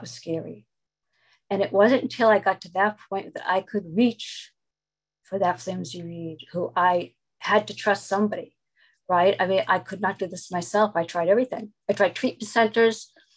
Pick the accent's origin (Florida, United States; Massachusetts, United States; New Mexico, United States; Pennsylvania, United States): Massachusetts, United States; Boston; I'm from Boston, Massachusetts.